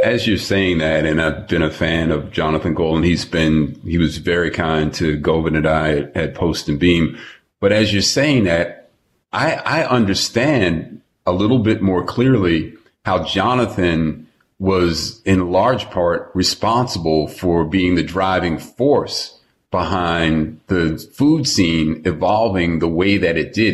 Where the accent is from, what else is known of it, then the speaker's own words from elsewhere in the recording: New York, United States; moved away as an adult; now in Los Angeles, United States; I've been living in LA for 30 years, born and raised in New York